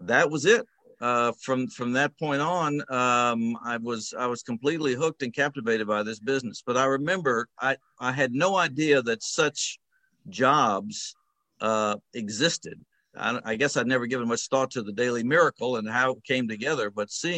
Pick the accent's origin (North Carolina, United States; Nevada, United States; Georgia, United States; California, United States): Georgia, United States; Atlanta; the Atlanta Constitution, which was my hometown paper